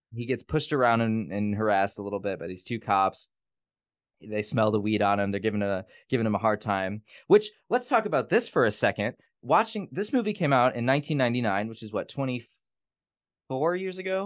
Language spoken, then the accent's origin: English; Gary, Indiana, United States; moved away; I'm from Gary, Indiana